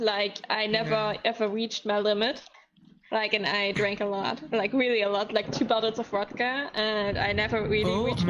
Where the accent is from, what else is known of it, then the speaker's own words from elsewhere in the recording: Germany; I'm from Germany.